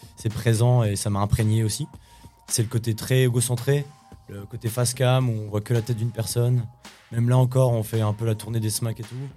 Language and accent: French; Champigneulles, Grand Est, France; also born or lived in Nancy; à la NJEP de Champy, de Champignol, là où vraiment euh, j'ai fait mon enfance